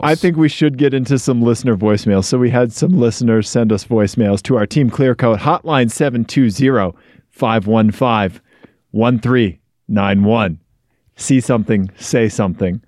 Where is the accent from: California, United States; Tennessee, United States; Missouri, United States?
Missouri, United States; I'm from Missouri